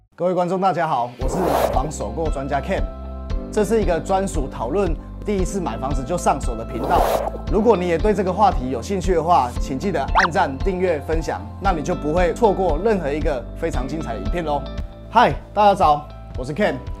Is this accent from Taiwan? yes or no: yes; Taiwan; 我是台湾人，I am from Taiwan